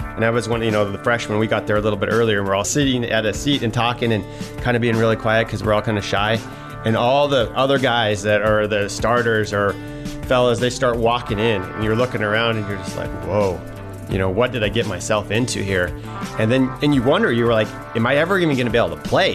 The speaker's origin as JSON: {"language": "English", "town": "Troy", "region": "Montana", "country": "United States", "tie": "born or raised there", "said": "it was a neat thing growing up in Troy because, first of all, Troy, some of you may not know, it's a tiny little town"}